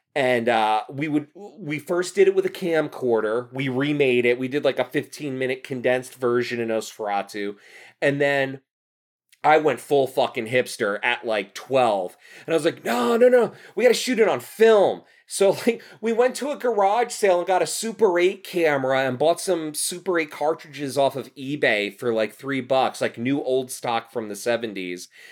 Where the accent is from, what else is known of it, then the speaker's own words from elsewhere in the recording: Union County, New Jersey, United States; also born or lived in Clark, New Jersey / Rahway, New Jersey; growing up in New Jersey, like, in Union County